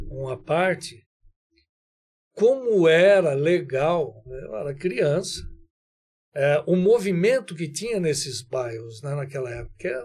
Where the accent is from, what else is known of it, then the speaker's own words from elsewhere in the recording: Oswaldo Cruz, São Paulo, Brazil; Eu nasci em Vera Cruz, estado de São Paulo, perto de Marília, uma cidade pequena. Meus pais é, foram para Oswaldo Cruz, eu tinha dois anos. E é ali que tudo começou.